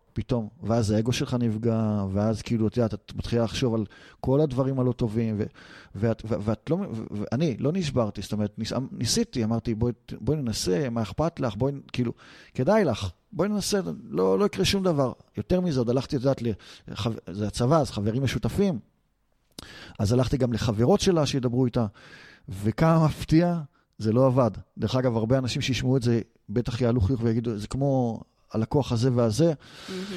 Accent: Israel; אנחנו ישראלים

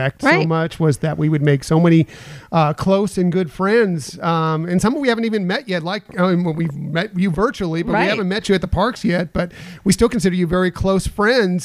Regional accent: Anaheim, California, United States; I grew up around Disneyland

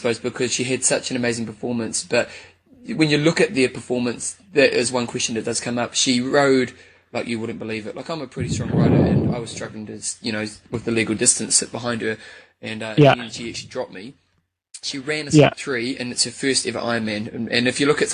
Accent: New Zealand; I'm from New Zealand

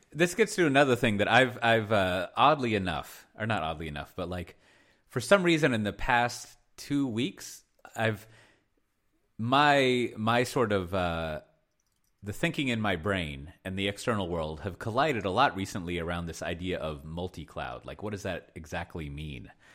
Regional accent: Texas, United States; as a Texan

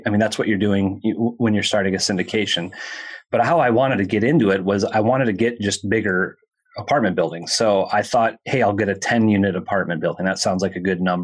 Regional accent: Minneapolis, Minnesota, United States; I'm from Minneapolis

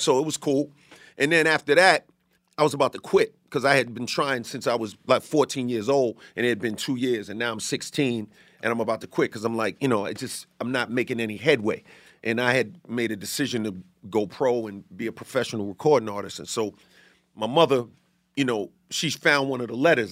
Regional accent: New York City, New York, United States; born or raised there; also born or lived in Bay Shore, Long Island, New York

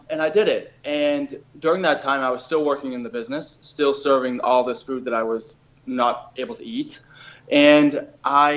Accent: Boston, Massachusetts, United States; moved away as an adult; also born or lived in Miami; I was from Boston originally

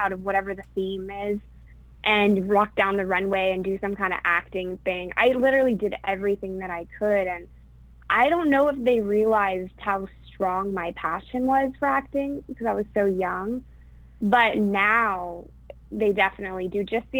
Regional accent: Ketchikan, Alaska, United States; moved away; I'm originally from Ketchikan, Alaska, which is a small island in Alaska, and I grew up there.

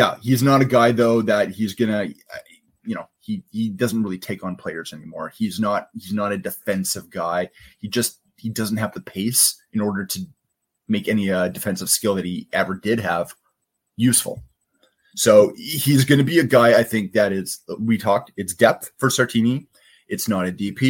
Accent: Edmonton, Alberta, Canada; now in Vancouver, Canada; as a kid growing up in Edmonton, just outside of Edmonton

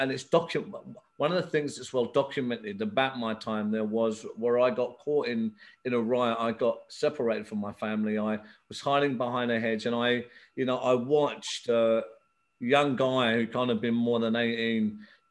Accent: England, United Kingdom; also born or lived in Belfast, Northern Ireland; I was actually born here in England, but I went to Belfast as a young child, 6 months old. I stayed there till I was nine. So I went through the civil war there. I've seen a lot of traumatic things there, early 70s when it was really hitting it. I come back to England.

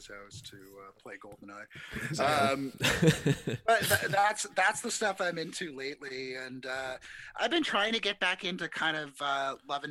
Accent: Canada; I'm Canadian

